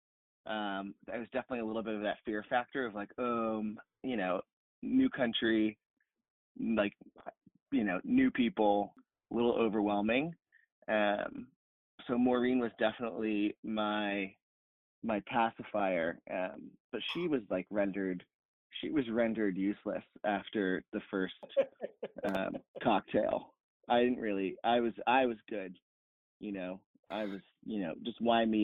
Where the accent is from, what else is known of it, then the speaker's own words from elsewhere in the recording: Rhode Island, United States; also born or lived in New York City; now in New York, United States; I'm from Rhode Island originally, but I'm speaking to you from the lovely city of New York